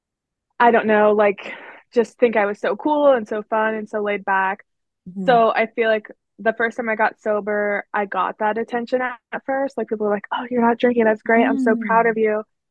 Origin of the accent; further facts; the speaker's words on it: Pittsburgh area, Pennsylvania, United States; So I'm in Pennsylvania. I always tell people I'm from Pittsburgh, but I'm really like an hour away